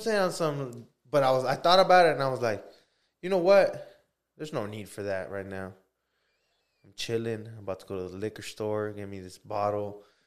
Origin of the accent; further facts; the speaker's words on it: United States; as American people